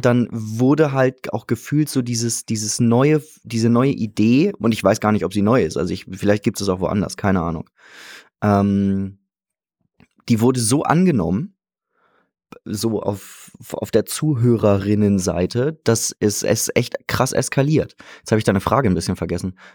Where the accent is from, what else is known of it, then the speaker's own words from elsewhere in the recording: Hamburg, Germany; now in Salzburg, Austria; Ich bin Hamburger eigentlich